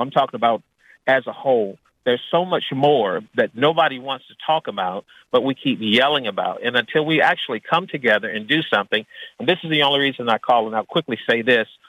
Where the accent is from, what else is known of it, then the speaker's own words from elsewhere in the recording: Washington, District of Columbia, United States; moved away; also born or lived in Arkansas; born and raised in Washington, D.C., where it was mostly African American